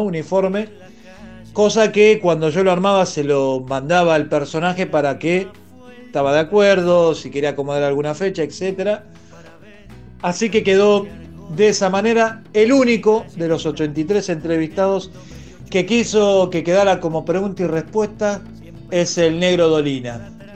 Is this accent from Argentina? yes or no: yes; La Plata, Buenos Aires Province, Argentina; somos todos de La Plata